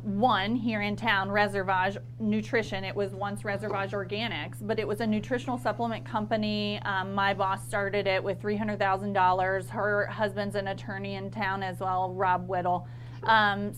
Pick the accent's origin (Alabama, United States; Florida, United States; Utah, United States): Florida, United States; Mayo; born or raised there; accent: twang; also born or lived in Columbus, Ohio